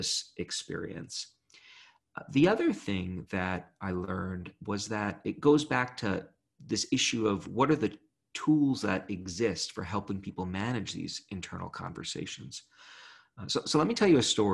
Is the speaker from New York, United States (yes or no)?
yes; New York City, New York, United States; I grew up in Brooklyn